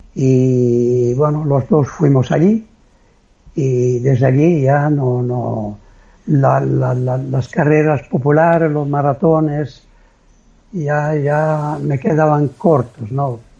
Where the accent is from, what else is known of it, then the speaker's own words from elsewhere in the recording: Italy; soy italiano